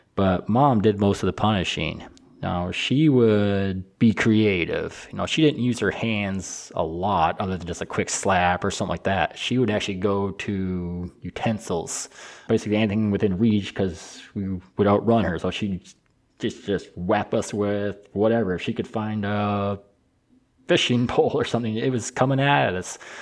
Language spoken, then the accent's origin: English; Michigan, United States; I'm from Michigan